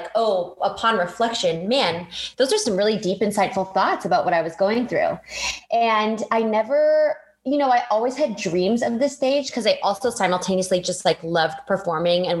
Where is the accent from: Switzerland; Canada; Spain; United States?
Canada; Victoria, British Columbia; moved away; I grew up in Victoria, BC, which is like one of the most idyllic places to grow up